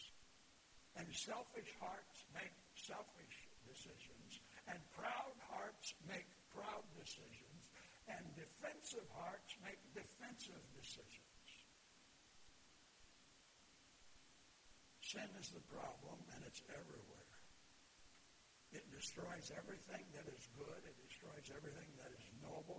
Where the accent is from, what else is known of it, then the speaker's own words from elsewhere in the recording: Flint, Michigan, United States; I grew up in Flint.